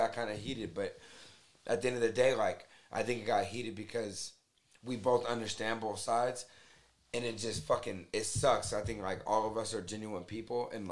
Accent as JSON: {"language": "English", "town": "Las Vegas", "region": "Nevada", "country": "United States", "tie": "born or raised there", "said": "growing up in Vegas"}